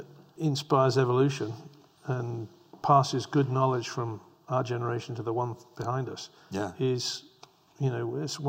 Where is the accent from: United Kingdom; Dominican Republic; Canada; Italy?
United Kingdom; England; You know, I grew up in England where the Tate Gallery famously presented a collection of bricks on the floor.